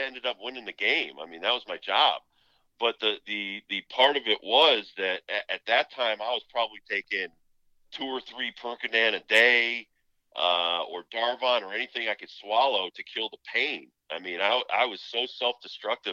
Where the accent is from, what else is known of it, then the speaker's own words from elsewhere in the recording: New England, United States; growing up in New England